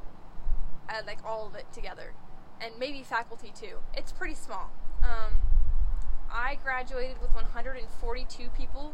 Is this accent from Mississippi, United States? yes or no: no; New Braunfels, Texas, United States; also born or lived in Bridgeport, Texas; now in Nacogdoches, United States; I lived in New Braunfels until I was about 14.